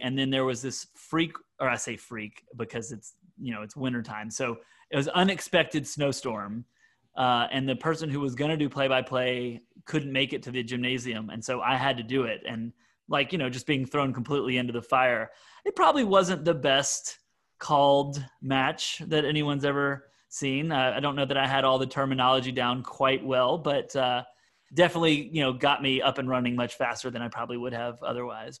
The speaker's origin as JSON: {"language": "English", "region": "Mississippi", "country": "United States", "also_born_or_lived": "Syracuse / Bethlehem, Pennsylvania", "moved": "as an adult", "said": "a uh, Mississippian"}